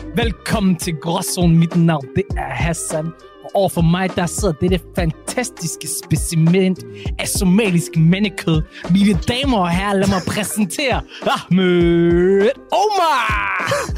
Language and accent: Danish; Ikast, Central Denmark Region, Denmark; Kom direkte ud fra Midtjylland jeg